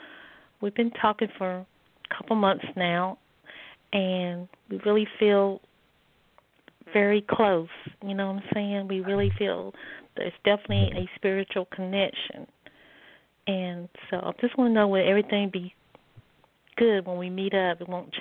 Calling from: North Carolina, United States; I'm calling from North Carolina.

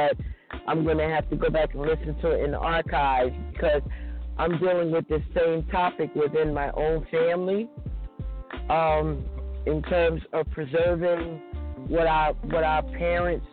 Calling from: New Jersey, United States; I'm calling from New Jersey

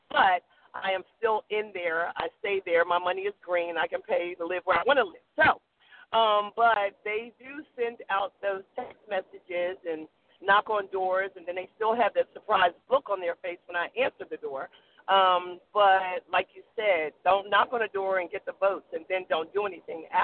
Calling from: North Carolina, United States; I'm calling from North Carolina.

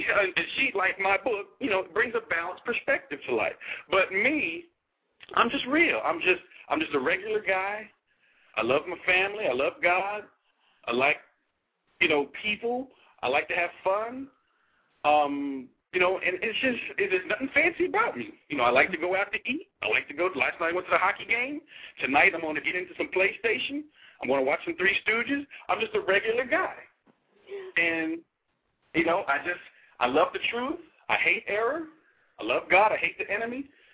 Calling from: Arlington, Texas, United States; Arlington, Texas.

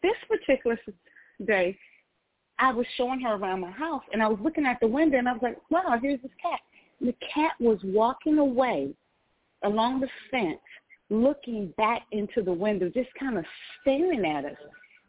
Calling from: Atlanta, Georgia, United States; And I'm calling from Atlanta, Georgia.

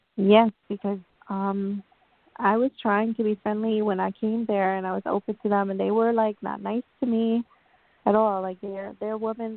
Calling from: New York, United States; I'm calling from New York

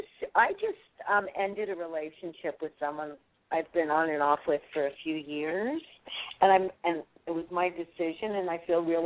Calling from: California, United States; from California.

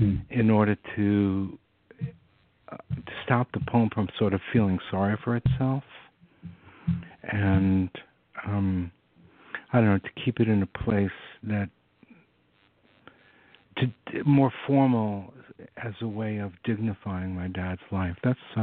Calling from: San Francisco, California, United States; I'm calling from the Bay Area. I live in San Francisco.

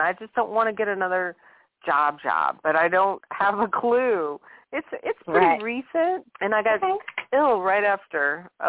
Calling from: Louisiana, United States; from Louisiana.

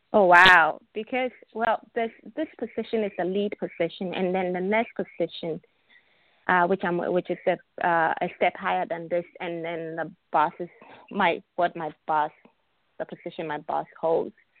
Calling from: Illinois, United States; I'm calling from Illinois.

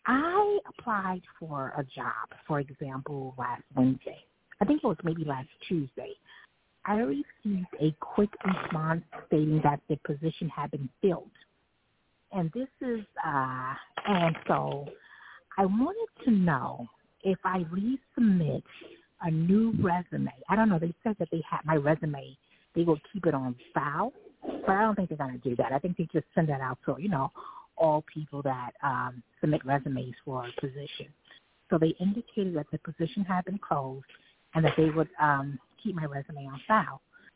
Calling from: New York City, New York, United States; New York City.

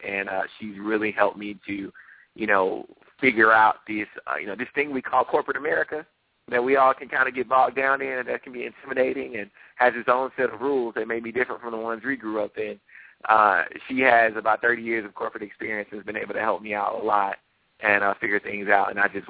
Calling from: Tysons Corner, Virginia, United States; So USA Today is headquartered in McLean, Virginia. So I'm right here in Tysons Corner, about 15 minutes outside of D.C. So I'm in the D.C. area.

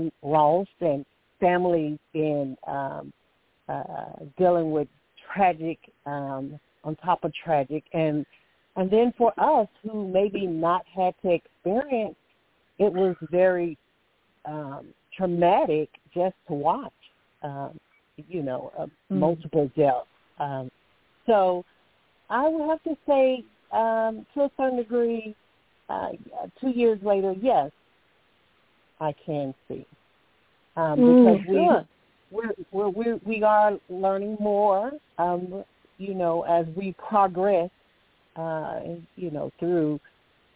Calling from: Alabama, United States; I'm calling from Alabama

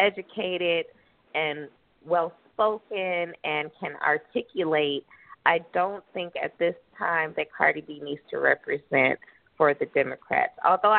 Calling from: Southwest Florida, United States; I'm calling from Florida, Southwest Florida.

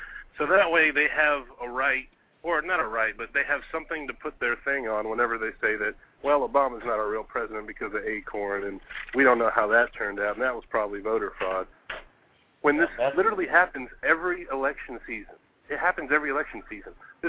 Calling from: Arlington, Texas, United States; I'm calling from Arlington, Texas. We're in the middle of Dallas and Fort Worth.

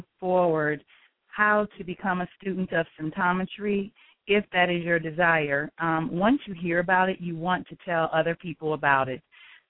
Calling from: Greensboro, North Carolina, United States; I am calling from Greensboro, North Carolina.

